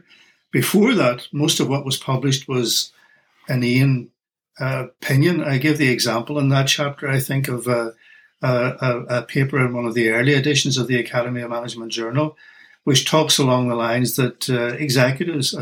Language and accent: English; Northern Ireland, United Kingdom; accent: Irish; moved away; my accent is Irish. I come originally from Northern Ireland